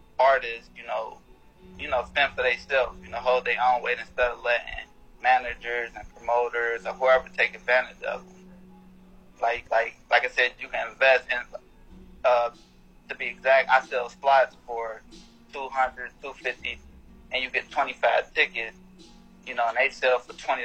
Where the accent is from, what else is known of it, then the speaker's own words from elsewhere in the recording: Cincinnati, Ohio, United States; now in West Palm Beach, United States; I'm originally from Cincinnati, Ohio